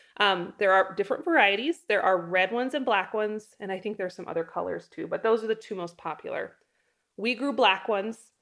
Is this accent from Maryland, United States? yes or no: no; North Idaho, United States; now in Wyoming, United States; I come from North Idaho. There are fruit things growing everywhere in North Idaho. There's, like, you pick berry farms